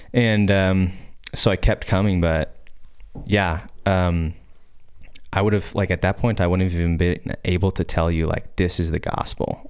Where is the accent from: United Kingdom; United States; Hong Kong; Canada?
United States; Nampa, Idaho; I grew up here in Boise. actually in Nampa